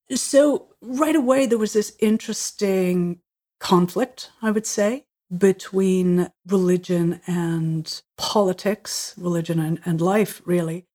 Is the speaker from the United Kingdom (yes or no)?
no; Ireland; I was born in Ireland, uh, my parents are Catholic, and so we were surrounded by Catholic culture